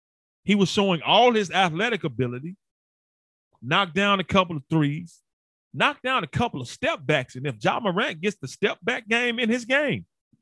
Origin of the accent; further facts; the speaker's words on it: Memphis, Tennessee, United States; I'm born and raised in Memphis. Been here my entire life. And I left when I went to go play NFL football and CFL football and left for a couple of years. But basically, I've been here. Born and bred in Memphis, inner city Memphis.